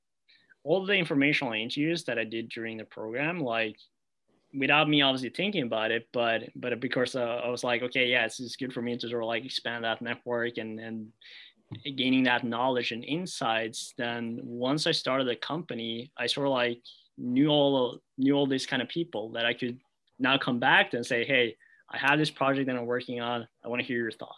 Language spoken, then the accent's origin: English; Norway; moved away as an adult; I was like from Norway